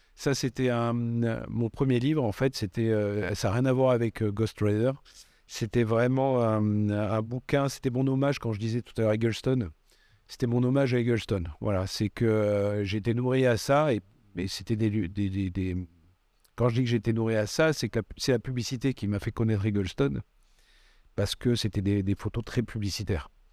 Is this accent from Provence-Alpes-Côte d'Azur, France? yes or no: no; Bordeaux, Nouvelle-Aquitaine, France; also born or lived in Aveyron / Paris; suis pas né à Bordeaux. Je suis né en Aveyron. mais mes parents ont migré à Bordeaux quand j'avais 3 ans et, j'ai grandi à Bordeaux